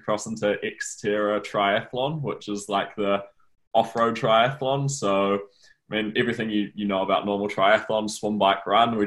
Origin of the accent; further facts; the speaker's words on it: Rotorua, Bay of Plenty, New Zealand; now in Auckland, New Zealand; I live in Auckland now, but okay. I'm from Rotorua, so Rotorua's my hometown.